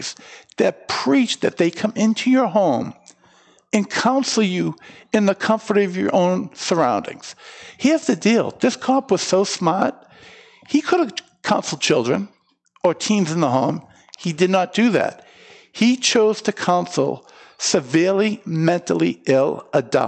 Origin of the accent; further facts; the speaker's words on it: Methuen, Massachusetts, United States; moved away as an adult; now in Kittery, United States; Born and raised in Methuen. I grew up about a 6-minute drive from the pool where Andy disappeared mm-hmm. from. So I was born and raised there, and I moved up to Kittery about 16 years ago